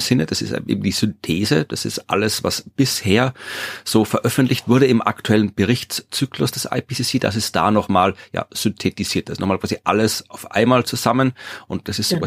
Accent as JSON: {"language": "German", "country": "Austria", "said": "Hier bei uns in Österreich"}